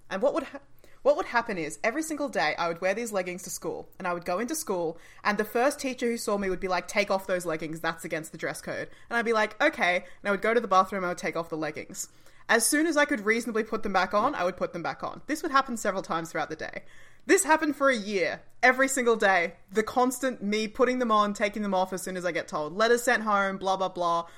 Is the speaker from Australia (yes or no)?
yes; Australia; us as Australian audiences